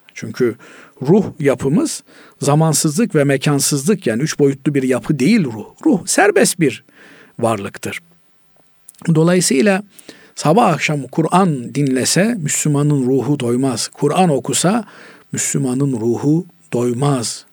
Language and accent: Turkish; Black Sea Region, Turkey; bizim Karadeniz'de mısır ağırlıklı insanlar beslenir